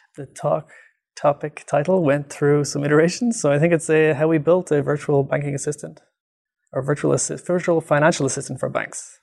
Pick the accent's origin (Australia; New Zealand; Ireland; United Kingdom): Ireland; moved away as an adult; also born or lived in Dublin, Ireland; now in Vancouver, Canada; I'm from Ireland, and I did my P H D in Dublin City University